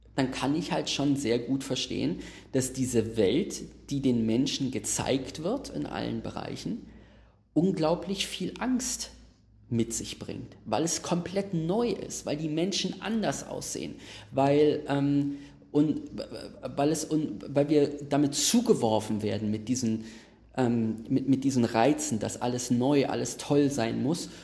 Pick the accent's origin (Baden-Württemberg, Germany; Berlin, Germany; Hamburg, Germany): Berlin, Germany; ich wohne in Berlin, ich bin in Berlin aufgewachsen, Max, wir beide sind in Neukölln aufgewachsen